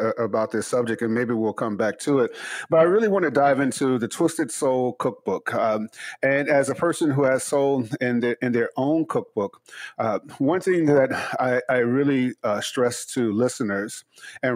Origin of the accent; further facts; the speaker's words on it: Chicago, Illinois, United States; growing up in Chicago